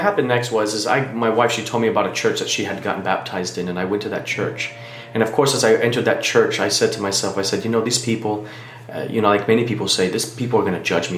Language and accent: English; Miami, Florida, United States; now in Taylor Mill, United States; I'm originally from Miami, Florida, uh, born and raised there.